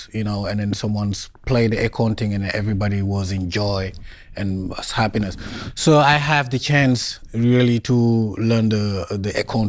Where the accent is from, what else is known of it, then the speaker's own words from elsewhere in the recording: Casamance, Senegal; moved away as an adult; now in United States; Yeah, I grew up in Casamance, which is in the south of Senegal.